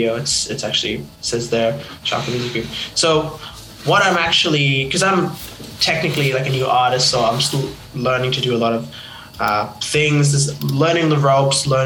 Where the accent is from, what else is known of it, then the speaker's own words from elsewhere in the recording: Papua New Guinea; now in Australia; I'm actually originally from Papua New Guinea